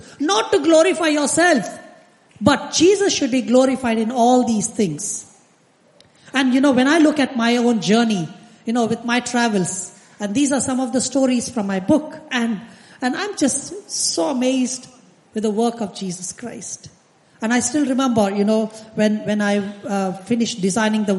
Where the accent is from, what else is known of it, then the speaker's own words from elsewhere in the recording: India; I come from India